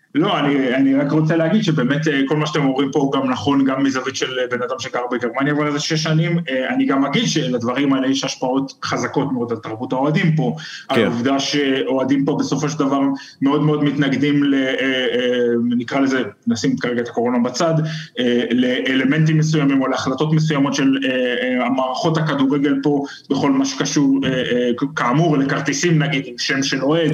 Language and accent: Hebrew; Israel; now in Germany